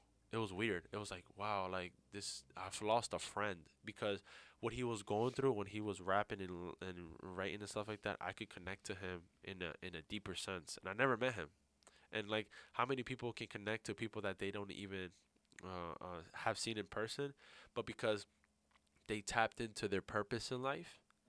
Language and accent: English; New York, United States; That's how I grew up. You know, I grew up in New York.